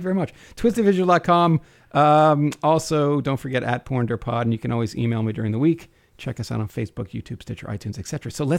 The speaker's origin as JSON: {"language": "English", "region": "New Jersey", "country": "United States", "tie": "born or raised there", "said": "I grew up in Jersey."}